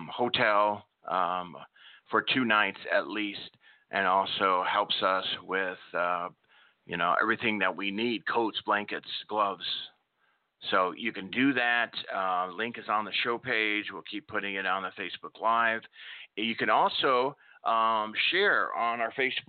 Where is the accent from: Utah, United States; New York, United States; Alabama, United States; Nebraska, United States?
Nebraska, United States; I grew up in Nebraska, and we had a lot of snow